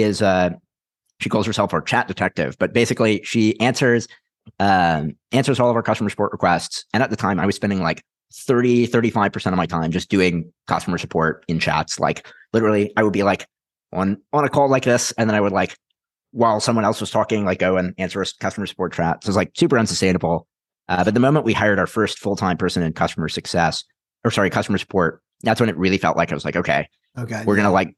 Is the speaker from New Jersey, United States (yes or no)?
no; Houston, Texas, United States; moved away as an adult; also born or lived in Utah; I was born and raised in Houston.